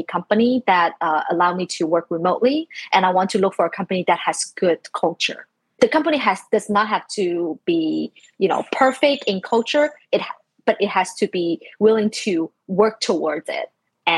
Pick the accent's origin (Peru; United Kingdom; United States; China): China; moved away; I was born in like mid 80s in China. So like growing up in China